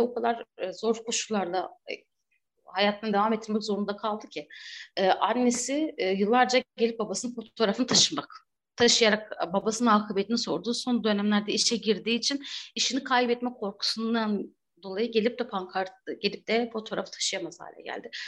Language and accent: Turkish; Batman, Batman Province, Turkey; ben de Batman'da büyüdüm, doğdum, büyüdüm.